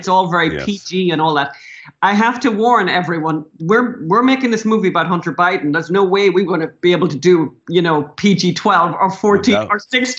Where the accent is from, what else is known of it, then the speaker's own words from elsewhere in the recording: Ireland; as Irish people, we can't say anything much about drug addiction or alcoholism, right?